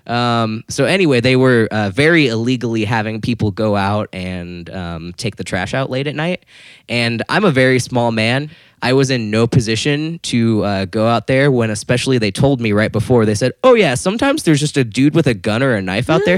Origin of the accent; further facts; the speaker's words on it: Florida, United States; I grew up in Florida.